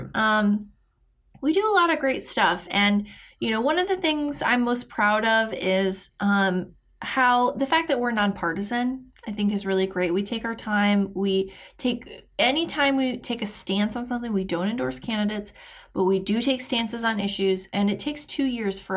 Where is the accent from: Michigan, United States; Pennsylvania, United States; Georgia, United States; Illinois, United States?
Michigan, United States; now in St. Petersburg, United States; I'm originally from Michigan